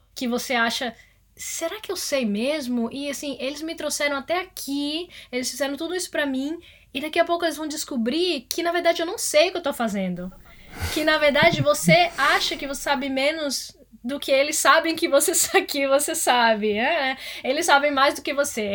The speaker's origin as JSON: {"language": "Portuguese", "town": "Salvador", "region": "Bahia", "country": "Brazil", "moved": "as an adult", "lives_now": "Amsterdam, Netherlands", "said": "eu sou originalmente de Salvador e eu entrei na faculdade de comunicação lá"}